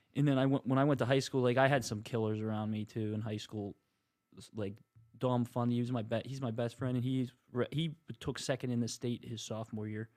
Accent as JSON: {"language": "English", "town": "Marianna", "region": "Pennsylvania", "country": "United States", "tie": "born or raised there", "said": "my hometown, like, Little Joe's is really good. Pizza Company, that's in Mariana"}